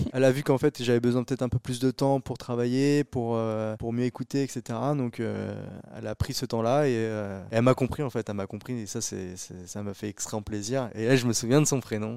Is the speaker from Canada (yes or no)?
no; Chartres, Centre-Val de Loire, France; also born or lived in Mainvilliers; je suis né à Mainvilliers, donc euh, je suis euh, de Chartres. Bah, depuis le début, je suis à côté de Chartres